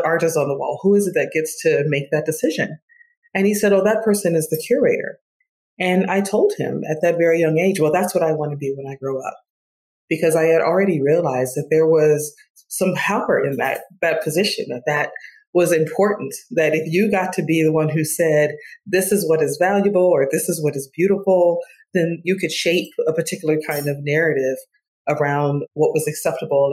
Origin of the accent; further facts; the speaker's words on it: Detroit, Michigan, United States; I grew up in Detroit, Michigan, off the hills of the civil rights movement.